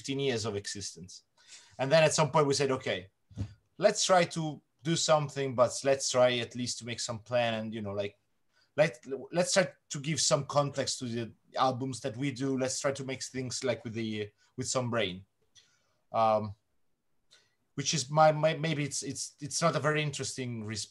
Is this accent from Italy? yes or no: yes; Italy; I'm Italian